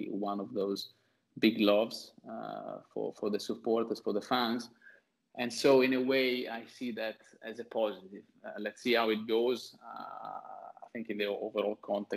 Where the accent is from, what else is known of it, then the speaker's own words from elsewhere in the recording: Ferrara, Emilia-Romagna, Italy; moved away as an adult; now in New York, United States; I've been here for the last 6 years, but I'm originally from Ferrara